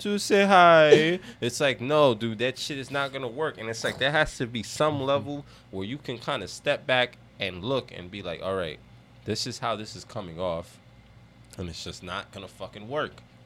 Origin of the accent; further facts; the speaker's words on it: United States; I grew up in America